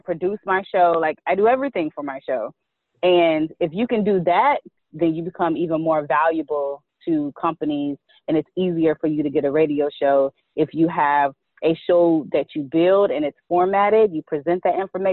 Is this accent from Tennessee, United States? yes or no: yes; Chattanooga, Tennessee, United States; moved away as an adult; now in Washington, D.C., United States; I'm originally from Chattanooga, Tennessee.